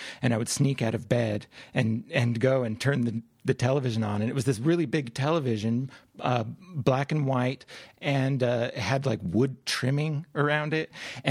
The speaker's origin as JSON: {"language": "English", "region": "Utah", "country": "United States", "tie": "born or raised there", "also_born_or_lived": "Louisiana", "said": "I grew up in the West. I grew up in Utah."}